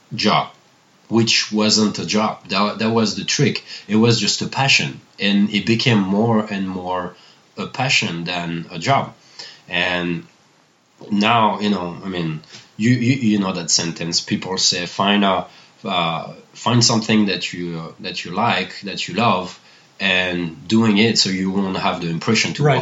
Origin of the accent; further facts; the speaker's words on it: Annecy, Auvergne-Rhône-Alpes, France; English is a second language; moved away as an adult; also born or lived in Paris, France; now in Greenville, United States; I was born in Annecy